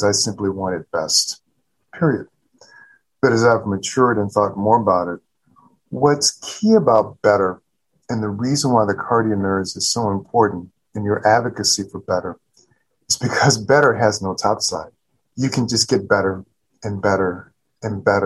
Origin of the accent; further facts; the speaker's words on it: South Louisiana, United States; now in Baltimore, United States; I'm coming from the Deep South and coming from South Louisiana.